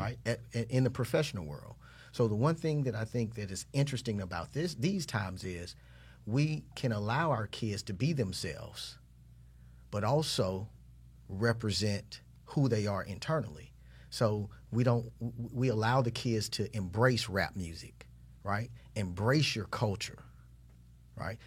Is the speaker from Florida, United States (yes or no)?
yes; Jacksonville, Florida, United States; I'm from the north side of Jacksonville.